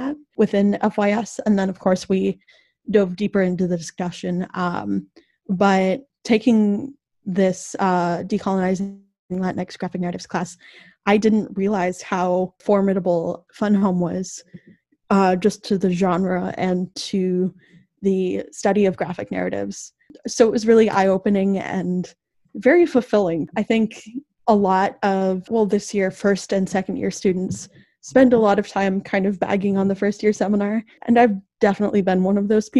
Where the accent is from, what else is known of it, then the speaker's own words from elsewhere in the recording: Minneapolis, Minnesota, United States; moved away as an adult; now in Iowa, United States; I'm from Minneapolis, where a lot of police brutality stuff happens very regularly.